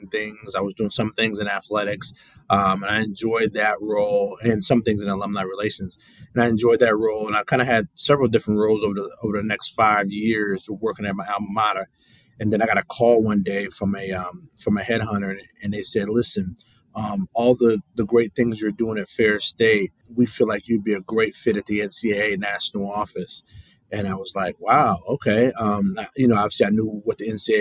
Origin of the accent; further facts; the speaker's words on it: Baldwin, Michigan, United States; also born or lived in Ferris State; now in Louisiana, United States; I'm from a town in Michigan called Baldwin, Michigan